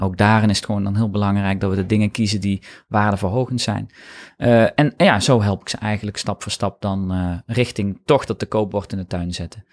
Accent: North Brabant, Netherlands; ik kom uit Brabant

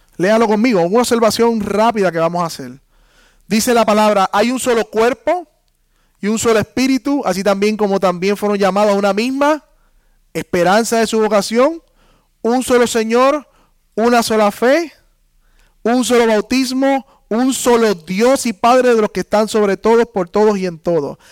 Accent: Puerto Rico; somos puertorriqueños, entonces nos unimos la iglesia puertorriqueña

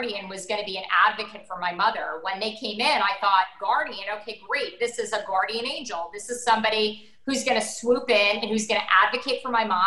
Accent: Teaneck, New Jersey, United States; moved away; also born or lived in Florida; I grew up in New Jersey. I grew up in Teaneck.

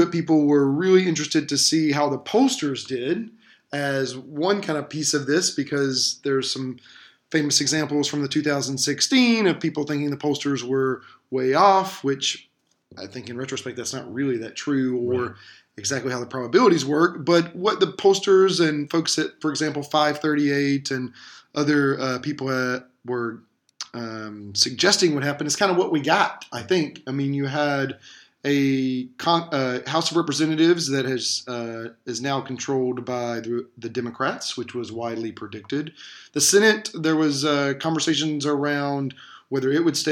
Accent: Georgia, United States; I'm from Georgia

